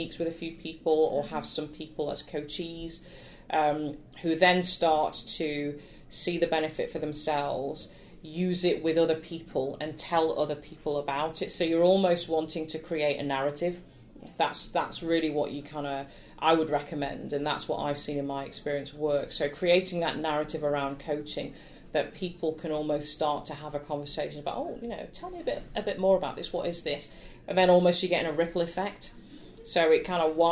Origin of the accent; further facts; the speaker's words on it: Nottingham, East Midlands, United Kingdom; I grew up in Nottingham, would perform at the Theatre Royal